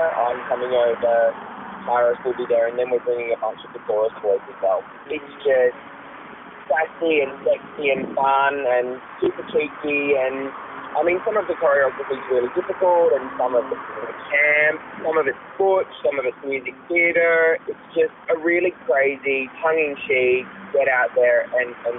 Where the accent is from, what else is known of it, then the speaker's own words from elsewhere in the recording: Adelaide, South Australia, Australia; moved away; I'm from Adelaide originally, I was born and I grew up there